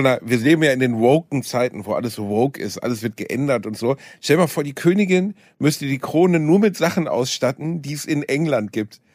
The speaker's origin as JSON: {"language": "German", "country": "Germany", "said": "ich bin ja Deutscher"}